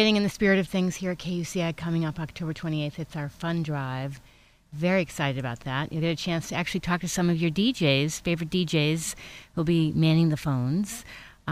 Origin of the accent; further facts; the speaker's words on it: East Coast, United States; I'm an East Coaster.